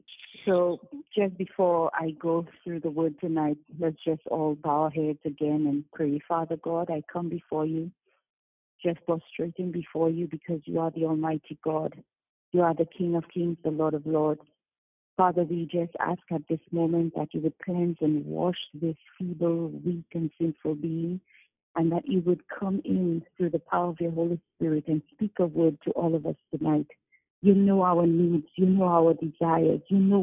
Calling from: St. Lucia; I'm calling from St. Lucia

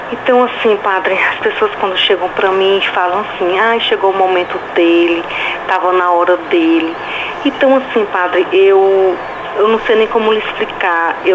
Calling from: Fortaleza, Ceará, Brazil

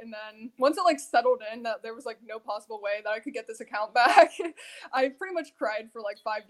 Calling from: Ohio, United States

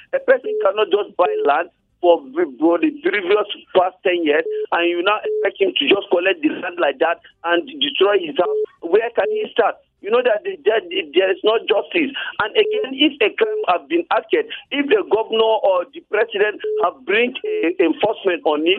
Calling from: T Junction, Plateau, Nigeria; I'm calling from T Junction.

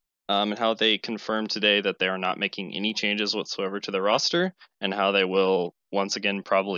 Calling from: Boise, Idaho, United States; Boise, Idaho.

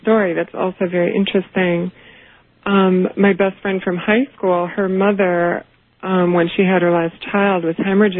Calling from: Chicago, Illinois, United States; I'm calling from Chicago, and I'm listening on WLS.

